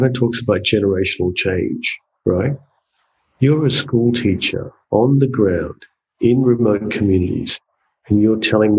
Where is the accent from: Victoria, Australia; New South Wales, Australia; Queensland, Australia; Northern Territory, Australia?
Northern Territory, Australia; And, you know, as a Territorian and as an Australian, you're like, what?